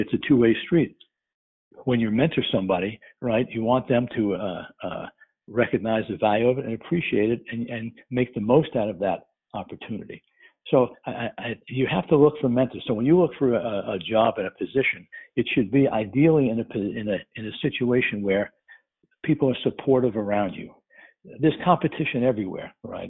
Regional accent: New York, United States; moved away as an adult; also born or lived in Milwaukee; I'm from New York, and by leaving New York, I experienced the Midwest.

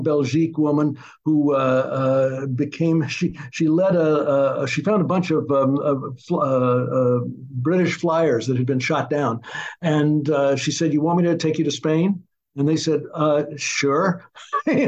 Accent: Arkansas, United States; I was born in the South in Arkansas

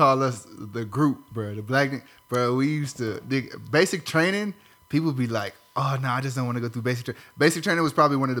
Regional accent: Long Beach, California, United States; So like in Long Beach, we got like a lot of Samoans.

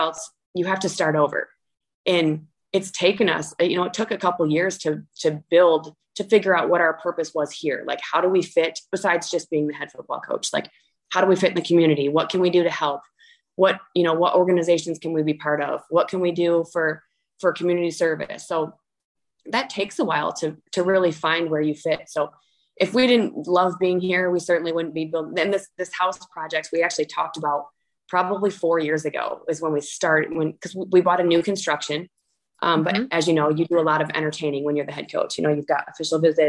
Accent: Michigan, United States; moved away as an adult; now in Edina, United States; I'm from Michigan. So my whole life was in Michigan. I mean, very small town

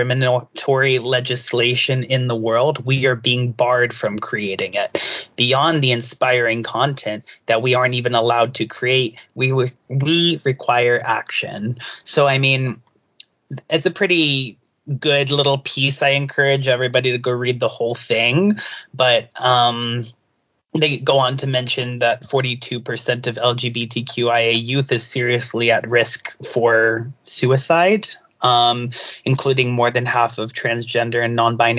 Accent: Southern US, United States; moved away; growing up in the Southern US originally

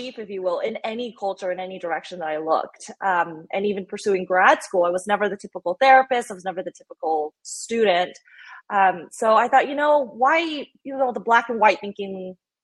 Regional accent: United States; I'm Asian American

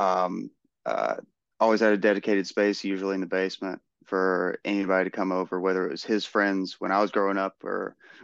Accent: Florence, Alabama, United States; I grew up in Florence, Alabama, Muscle Shoals

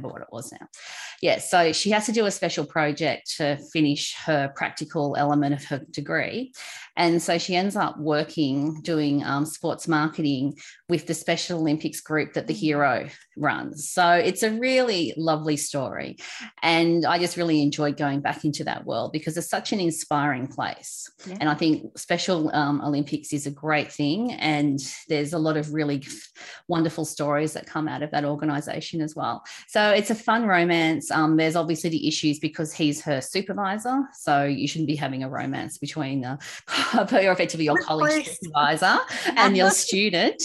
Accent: Australia; accent: Aussie; My Aussie accent

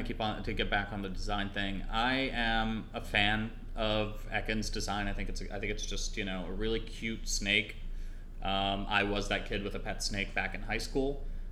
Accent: Trinidad & Tobago; born there; As I mentioned, I was born in Trinidad, and the Trinidadian flag colors are red, white, and black, so that color combination is pretty damn close to my native flag.

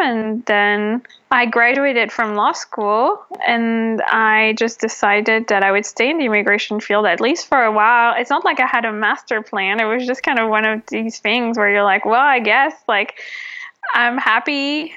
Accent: France; moved away as an adult; now in Los Angeles, United States; I'm originally from France

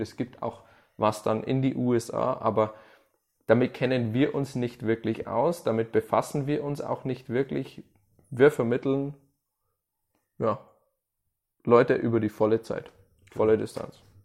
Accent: Germany; als Deutscher ist man da ehrlich

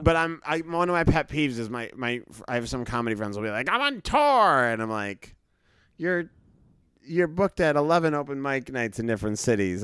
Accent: Brookline, Massachusetts, United States; grew up in Boston. I grew up in a part of Boston called Brookline

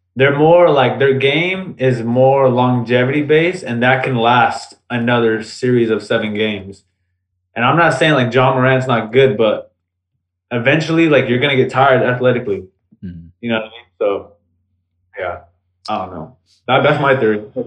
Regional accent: the Bay Area, California, United States; we're from the Bay

